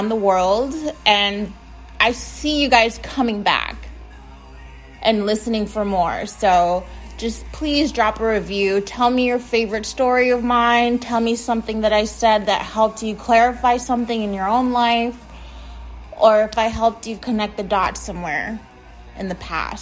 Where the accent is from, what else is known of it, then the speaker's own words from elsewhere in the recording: United States; I'm from the United States